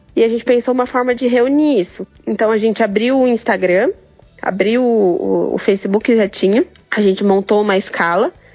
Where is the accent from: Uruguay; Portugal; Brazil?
Brazil; sou aqui do Brasil, moro no interior de São Paulo